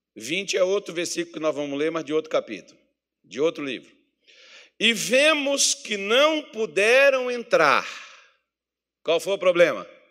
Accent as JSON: {"language": "Portuguese", "country": "Brazil", "said": "nós somos brasileiros"}